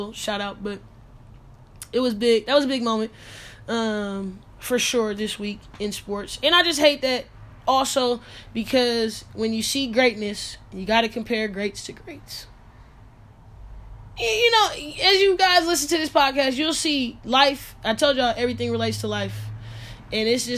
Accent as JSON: {"language": "English", "town": "Sacramento", "region": "California", "country": "United States", "said": "I'm from Sacramento"}